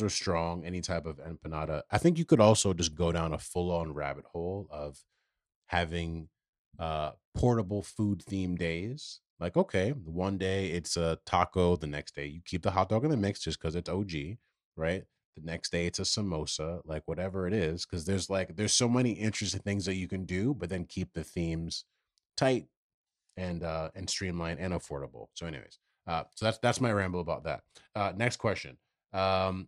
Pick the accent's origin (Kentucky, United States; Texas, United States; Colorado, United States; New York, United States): New York, United States; living in New York